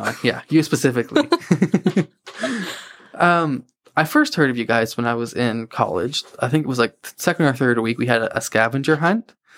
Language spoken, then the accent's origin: English; Hampton, New Brunswick, Canada; moved away as an adult; now in Moncton, Canada; I grew up in a town called Hampton. It's about twenty minutes outside Saint John